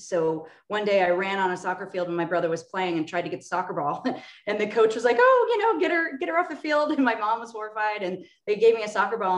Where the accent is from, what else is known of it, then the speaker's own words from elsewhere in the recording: Orange County, Southern California, United States; I'm from Orange County, Southern California, Disneyland area